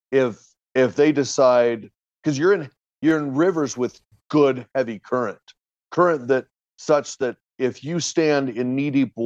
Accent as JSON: {"language": "English", "town": "Portland", "region": "Oregon", "country": "United States", "tie": "born or raised there", "moved": "as an adult", "lives_now": "Utah, United States", "said": "I was born in Utah, spent probably the first 4 or 5 years of my life out here, and then moved and pretty much raised in and around Portland, Oregon, and moved back here about 10, almost 11 years ago now."}